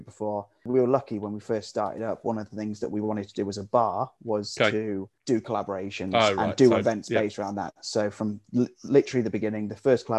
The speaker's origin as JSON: {"language": "English", "town": "Hereford", "region": "West Midlands", "country": "United Kingdom", "moved": "as an adult", "lives_now": "Sheffield, United Kingdom", "said": "I'm originally from Hereford. I moved up to Sheffield about 8 years ago."}